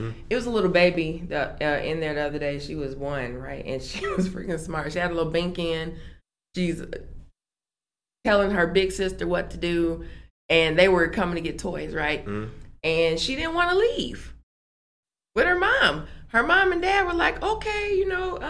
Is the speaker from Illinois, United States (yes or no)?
yes; Aurora, Illinois, United States; moved away; city of Aurora, being able to come back to my hometown